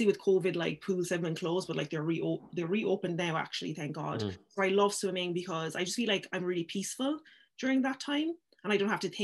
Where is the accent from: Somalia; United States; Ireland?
Ireland; Cork, Munster; also born or lived in Paris / London / Nigeria; I spent more years in Nigeria, and I moved to Ireland then when I was about six